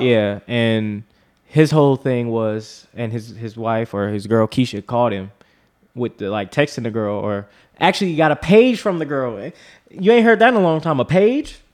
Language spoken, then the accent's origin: English; North Carolina, United States; That's where I'm from.